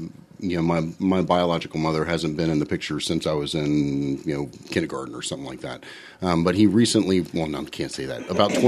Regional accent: Washington, District of Columbia, United States; moved away as an adult; I'm actually originally from Washington, D.C. So grew up there. That's where I spent most of my formative years.

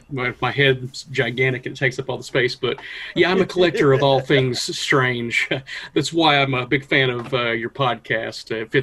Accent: Morristown, Tennessee, United States; now in Sevier County, United States; I didn't grow up here. I grew up in Morristown originally

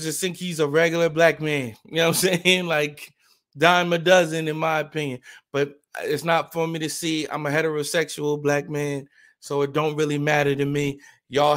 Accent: New Jersey, United States; I'm from Jersey too

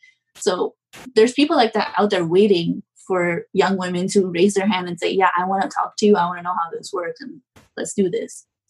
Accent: Pakistan; But I also come from a culture, like I'm Pakistani, and it's a culture that's very like male dominant.

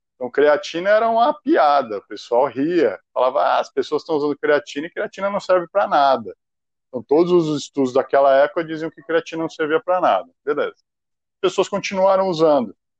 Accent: São Paulo, Brazil; Eu fui criado em São Paulo

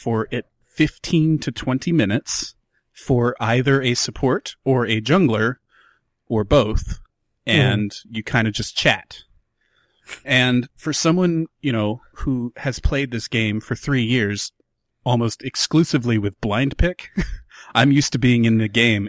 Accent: United States; I'm American.

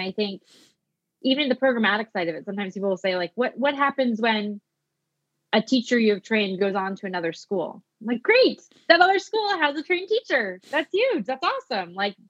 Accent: Pacific Northwest, United States; I'm from the Pacific Northwest.

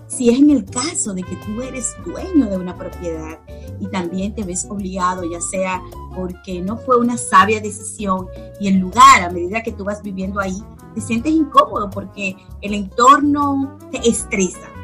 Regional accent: Dominican Republic; moved away as an adult; now in United States; yo migré de mi país soy dominicana

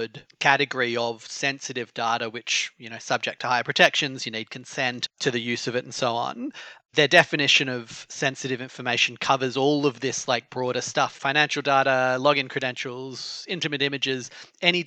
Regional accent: Australia; it's my home country

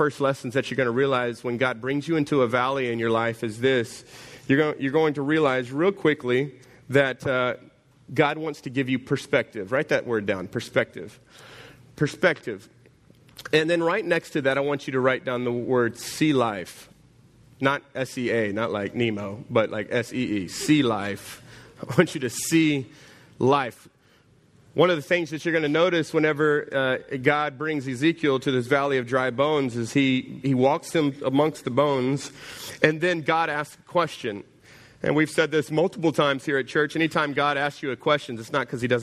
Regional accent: Jennings, United States; I'm from Jennings

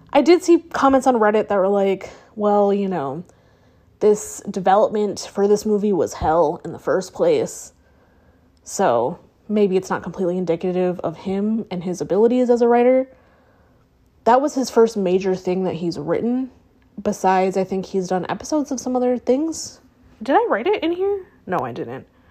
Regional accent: United States; me being an American

